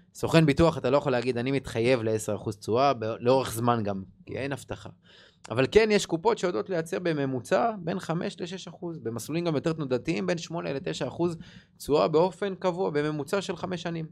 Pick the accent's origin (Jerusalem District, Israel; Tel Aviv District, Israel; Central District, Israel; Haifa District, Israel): Central District, Israel; Rishon LeZion; אני מראשון, אשתי מאשדוד